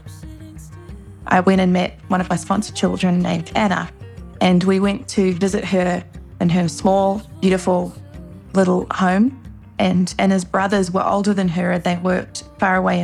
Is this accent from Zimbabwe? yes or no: no; Wellington, New Zealand; moved away as an adult; now in Los Angeles, United States; growing up in New Zealand